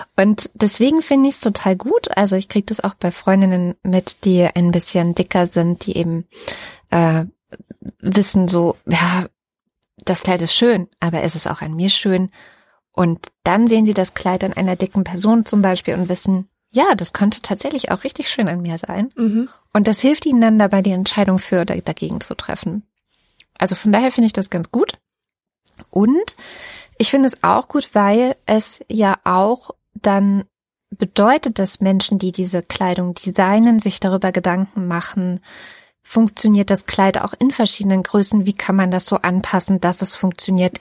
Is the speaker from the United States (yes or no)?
no; GDR, East Germany, Germany; Ich komme aus der DDR-Geschichte